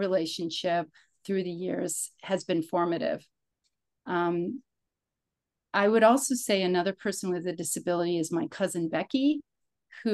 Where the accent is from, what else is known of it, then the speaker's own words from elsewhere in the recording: Chicago, Illinois, United States; I was born in Chicago, Illinois